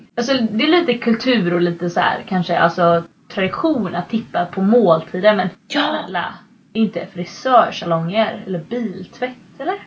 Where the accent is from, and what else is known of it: Sweden; moved away as an adult; now in United States